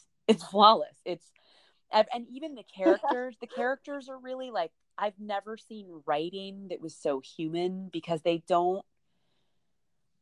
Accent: United States; as an American

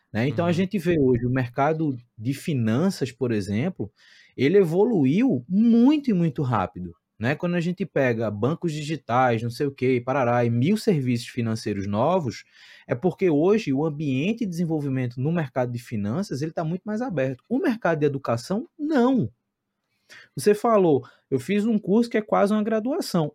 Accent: Recife, Pernambuco, Brazil; moved away as an adult; also born or lived in Santiago, Chile; Eu sou de Recife, estou em Recife

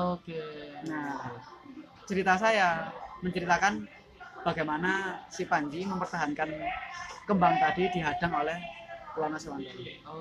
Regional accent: Malang, East Java, Indonesia; kalau Wijaya Kusuma saya ngambil dari daerah saya sendiri yaitu di Malang hmm. yaitu kota Malang itu dari wayang topeng Malang

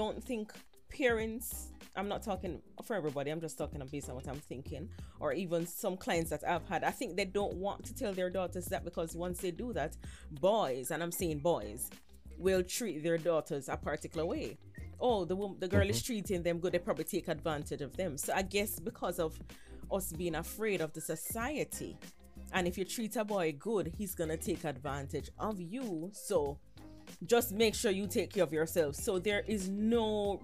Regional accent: Nigeria; also born or lived in Jamaica; I'm Nigerian

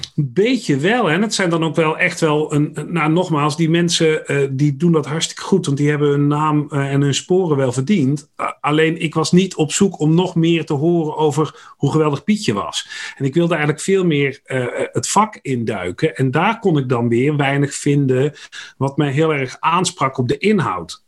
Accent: North Brabant, Netherlands; accent: West Brabant; now in Dieren, Netherlands; geboren in West-Brabant overigens. En dat horen mensen ook nog wel eens aan mijn tongval

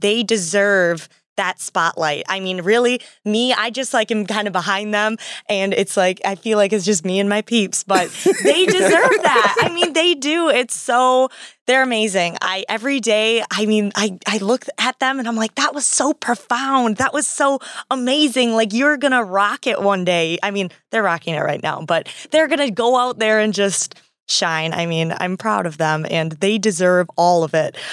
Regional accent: Wisconsin, United States; I'm from Wisconsin

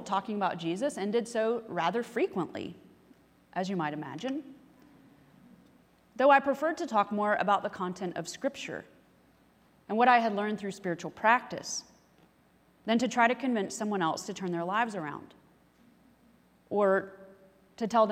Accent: the Bible Belt, United States; growing up in the Bible Belt

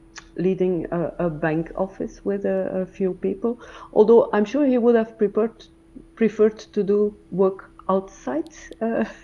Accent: Anzegem, Flanders, Belgium; now in Ghent, Belgium; I was born in West Flanders, in the west of Flanders, in a little place called Anzeghem. I grew up in Anzeghem.

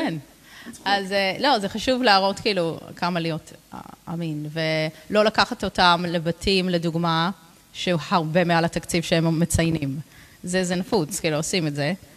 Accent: London, United Kingdom; Hebrew is a second language; moved away as an adult; also born or lived in Jerusalem; now in Ra'anana, Israel; אני נולדתי וגדלתי בלונדון

